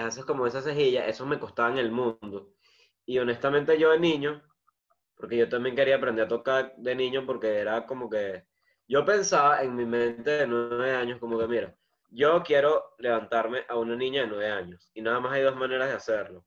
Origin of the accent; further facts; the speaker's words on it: Venezuela; yo soy venezolano